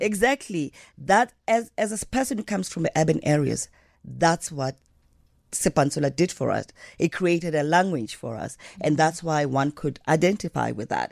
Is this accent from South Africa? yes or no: yes; Johannesburg, Gauteng, South Africa; also born or lived in Diepkloof, Soweto; I grew up in Alexandra Township